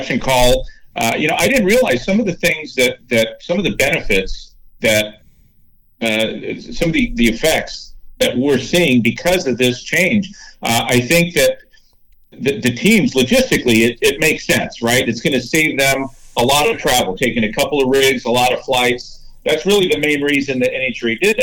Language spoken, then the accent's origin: English; Southern California, United States; I'm from Southern California